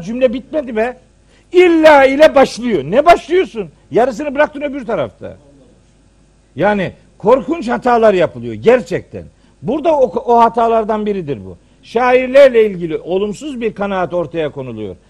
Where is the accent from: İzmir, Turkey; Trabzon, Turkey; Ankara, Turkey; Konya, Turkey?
Trabzon, Turkey; bizim Trabzon'da atma türküler var